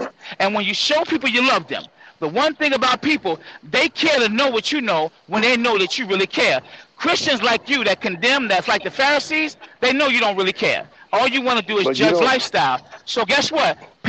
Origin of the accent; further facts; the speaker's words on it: New Rochelle, New York, United States; I just was born and a little bit lived there, but I'm actually from New Rochelle because I went to New Rochelle High School. So I'm from all over, bro.